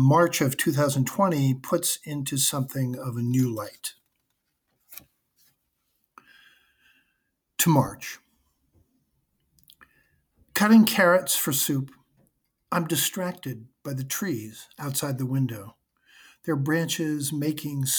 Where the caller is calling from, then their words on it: South Burlington, Vermont, United States; I'm calling from South Burlington, Vermont